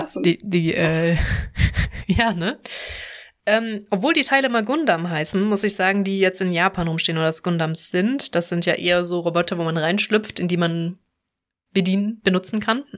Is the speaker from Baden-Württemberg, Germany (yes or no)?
yes; Baden-Württemberg, Germany; moved away; also born or lived in Cologne; ich komme ja aus dem Süden aus Baden-Württemberg